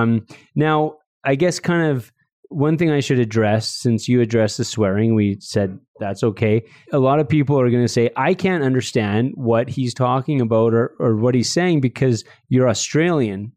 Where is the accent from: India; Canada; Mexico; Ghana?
Canada; Red Deer, Alberta; I grew up in Red Deer